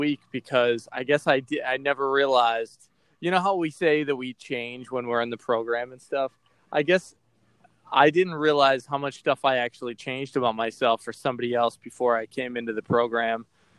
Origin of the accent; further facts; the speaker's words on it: Boston, Massachusetts, United States; accent: Boston; I had a really thick Boston accent, and I was listening to a piece of audio that, because I'm from Boston, and I got rid of some of it